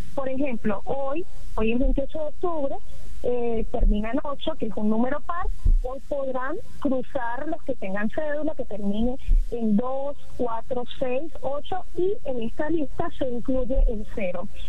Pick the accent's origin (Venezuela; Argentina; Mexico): Venezuela; Táchira; nos pasa a todos los tachirenses